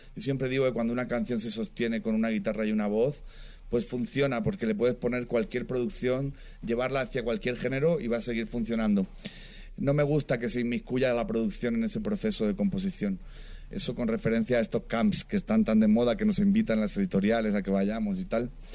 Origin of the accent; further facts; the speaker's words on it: Region of Murcia, Spain; now in Madrid, Spain; Yo soy de, de Murcia, una provincia pequeña